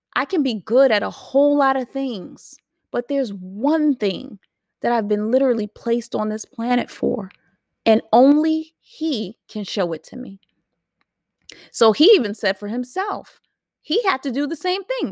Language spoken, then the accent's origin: English; New York City, New York, United States; I'm a New Yorker. Don't forget it. I'm a New Yorker. So we didn't have to have any cars. We just rode the train